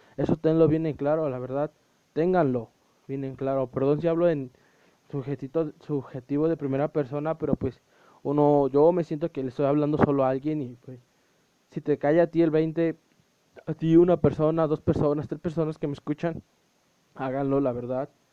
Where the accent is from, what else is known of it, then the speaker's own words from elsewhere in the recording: Puebla, Mexico; soy un chavo de Puebla, de México